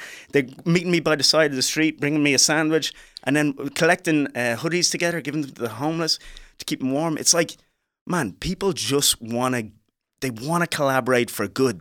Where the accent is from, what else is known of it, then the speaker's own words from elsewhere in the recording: Dublin, Leinster, Ireland; accent: Irish; moved away as an adult; also born or lived in Liberia; now in United States; I'm from Dublin, Ireland